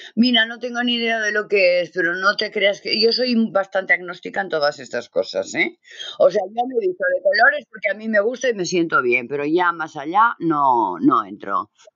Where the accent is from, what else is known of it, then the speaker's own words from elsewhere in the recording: Catalonia, Spain; also born or lived in Navarre; yo soy catalana